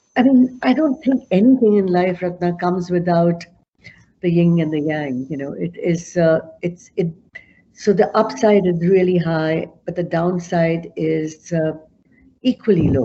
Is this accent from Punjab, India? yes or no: yes; Amritsar, Punjab, India; moved away as an adult; now in Canada; I was born in Amritsar, which is in north of Punjab